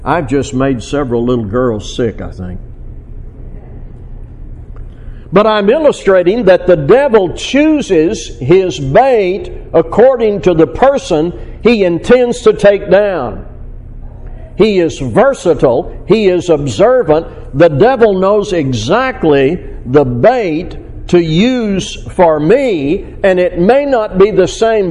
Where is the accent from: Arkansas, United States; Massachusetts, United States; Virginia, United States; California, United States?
Arkansas, United States; Fort Smith; around Fort Smith, Arkansas, my hometown. But I fished all those places when I was a boy.